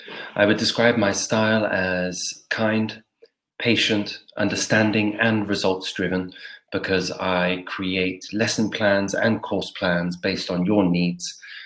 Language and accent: English; England, United Kingdom; I'm from England